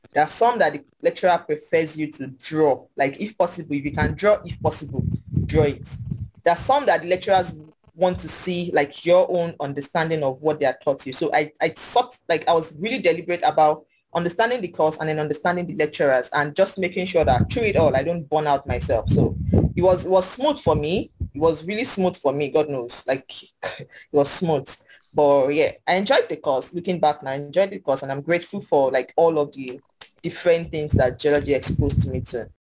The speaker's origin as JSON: {"language": "English", "town": "Ilorin", "region": "Kwara", "country": "Nigeria", "tie": "born or raised there", "said": "I grew up in Ilorin Kwara State, so it's pretty quiet town"}